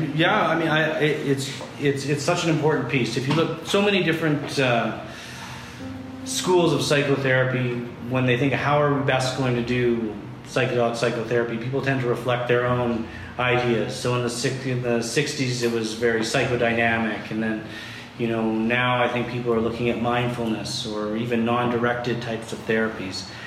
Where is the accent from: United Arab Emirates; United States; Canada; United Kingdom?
Canada; I'm just being Canadian